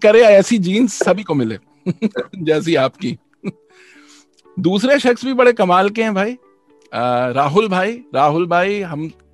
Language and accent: Hindi; Bhopal, Madhya Pradesh, India; मैं भोपाल से हूँ